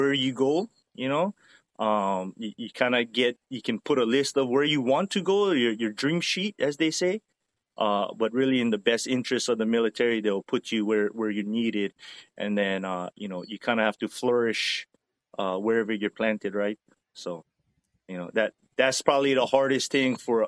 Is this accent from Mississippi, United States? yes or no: no; Haleiwa, Hawaii, United States; moved away as an adult; also born or lived in Japan / Guam / Oklahoma / Greenland; now in Georgia, United States; born and raised on Oahu, grew up in the Wailua, Haleiwa, area, North Shore